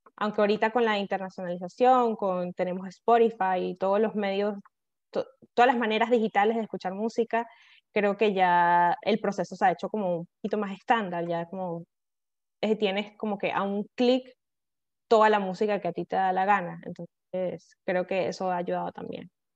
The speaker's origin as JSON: {"language": "Spanish", "country": "Venezuela"}